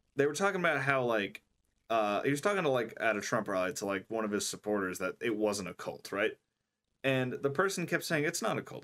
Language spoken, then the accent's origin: English; United States; I'm an American